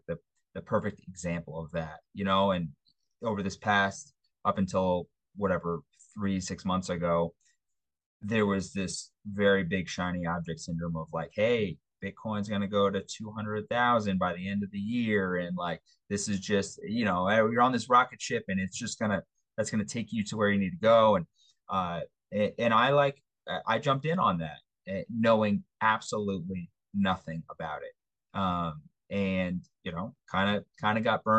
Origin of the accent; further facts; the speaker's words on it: East Coast, United States; now in Denver, United States; I'm from the East Coast